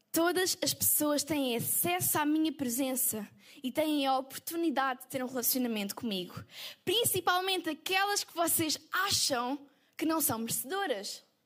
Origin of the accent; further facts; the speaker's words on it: Portugal; E nós somos portugueses